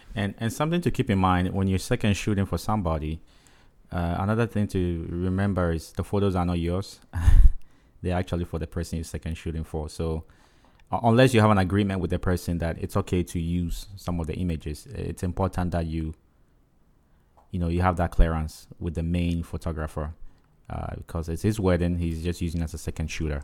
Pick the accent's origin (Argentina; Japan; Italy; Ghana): Ghana; accent: African; moved away; I'm from Ghana, right, West Africa